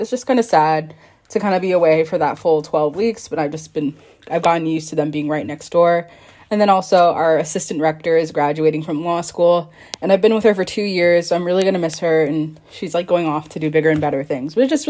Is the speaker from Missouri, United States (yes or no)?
no; Florida, United States; moved away as an adult; now in South Bend, United States; So I'm not from South Bend. I'm from Florida.